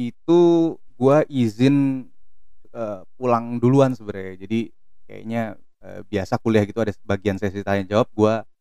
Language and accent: Indonesian; Depok, West Java, Indonesia; Gue orang Depok, sekarang gue orang iya.